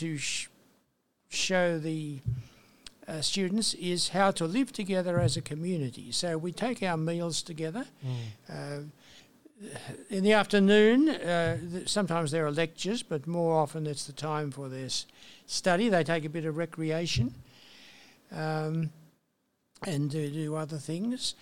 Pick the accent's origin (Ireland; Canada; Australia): Australia; Portland, New South Wales; also born or lived in Bathurst, New South Wales; I was born in a small town in New South Wales, country New South Wales, Central West, called Portland